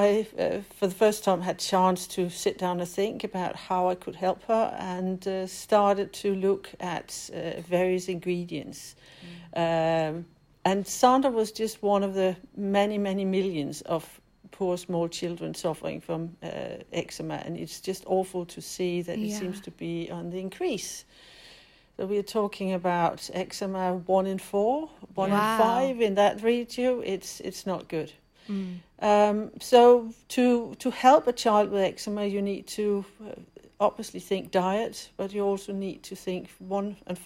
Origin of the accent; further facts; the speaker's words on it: Denmark; English is a second language; moved away as an adult; now in West Sussex, United Kingdom; as you can hear in my accent, I'm definitely not British, but I'm Danish